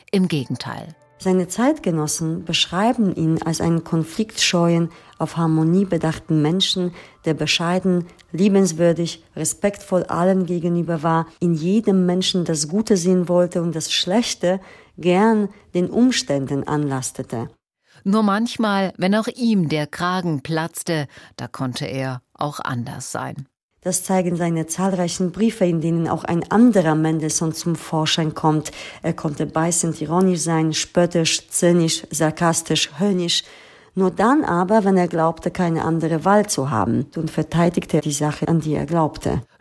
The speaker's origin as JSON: {"language": "German", "country": "Poland", "tie": "born or raised there", "said": "Denn ich komme aus Polen, aus einem Land, das vor dem Zweiten Weltkrieg den größten jüdischen Bevölkerungsanteil hatte. Ich wuchs in einem Land auf, in dem diese Vergangenheit aktiv verschwiegen wurde."}